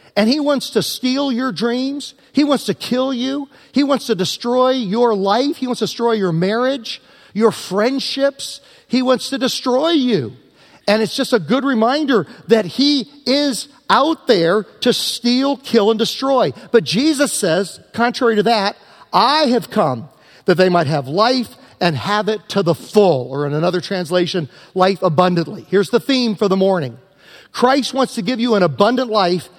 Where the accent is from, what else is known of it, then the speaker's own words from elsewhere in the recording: Southern Virginia, United States; moved away; as a young guy growing up in Southern Virginia near the North Carolina border